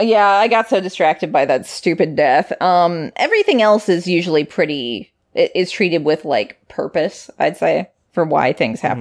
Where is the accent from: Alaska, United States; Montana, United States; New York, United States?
Alaska, United States; Anchorage; I'm from Anchorage, which is much further south